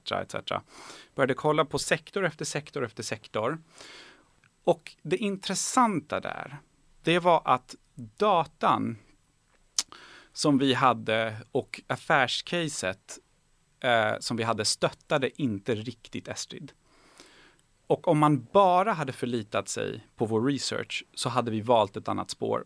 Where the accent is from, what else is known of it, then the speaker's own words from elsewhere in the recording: Bjuv, Skåne, Sweden; also born or lived in Tehran, Iran / Kalmar; när jag var fem så eh, landade vi i Helsingborg. Mm. Eh, i en väldigt liten ort som heter Bjuv